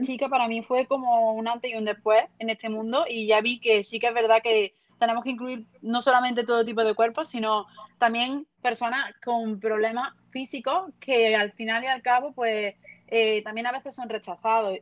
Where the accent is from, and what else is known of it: Lucena, Andalusia, Spain; born or raised there